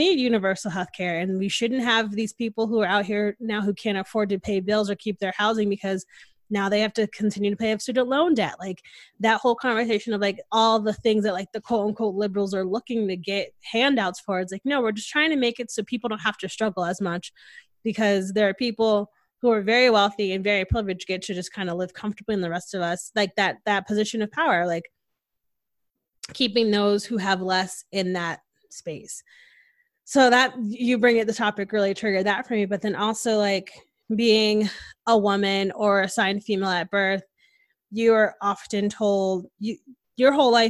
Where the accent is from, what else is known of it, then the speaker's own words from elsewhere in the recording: Connecticut, United States; now in Texas, United States; Like I stopped using my accent like after like 6 months of being here. So like, if you don't know me, you don't really know I'm from Connecticut. I don't sound like it anymore.